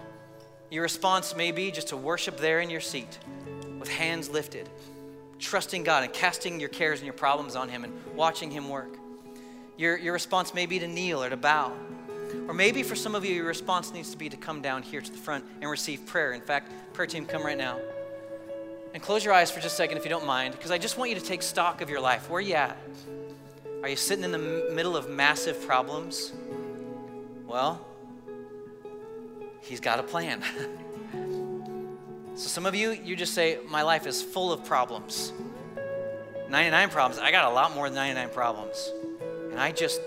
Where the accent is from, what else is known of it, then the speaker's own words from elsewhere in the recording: Colorado, United States; I grew up in Colorado